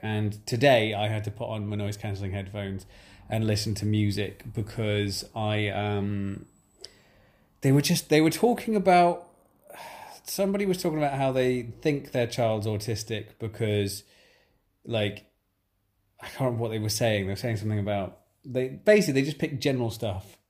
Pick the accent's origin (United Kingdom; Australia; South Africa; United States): United Kingdom; England; as we are English